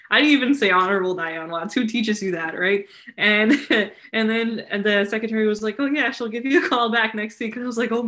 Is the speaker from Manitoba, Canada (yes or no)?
no; Surrey, British Columbia, Canada; I grew up in Surrey, British Columbia.